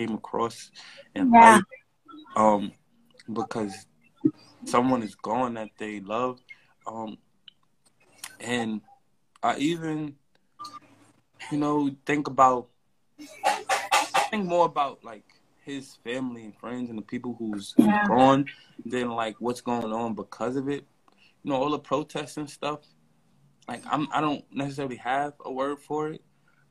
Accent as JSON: {"language": "English", "town": "New York City", "region": "New York", "country": "United States", "said": "I'm from Brownsville"}